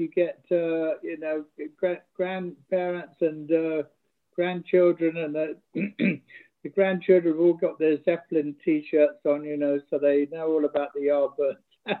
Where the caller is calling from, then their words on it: France; I'm down in the south of France. I'm a ways away.